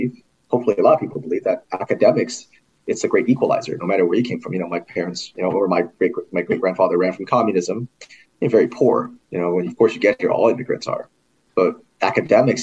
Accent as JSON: {"language": "English", "region": "California", "country": "United States", "tie": "born or raised there", "also_born_or_lived": "New York", "moved": "as an adult", "lives_now": "Indiana, United States", "said": "I was actually born and raised in California"}